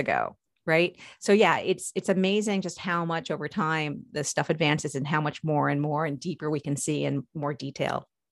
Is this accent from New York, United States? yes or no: yes; Long Island, New York, United States; now in Maryland, United States; I grew up in New York, uh, specifically on Long Island